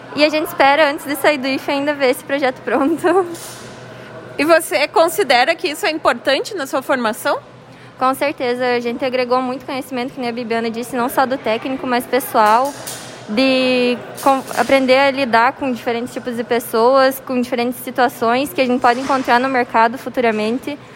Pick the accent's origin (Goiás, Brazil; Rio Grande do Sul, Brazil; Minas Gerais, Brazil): Rio Grande do Sul, Brazil; Fortaleza dos Valos; eu sou de Fortaleza dos Valos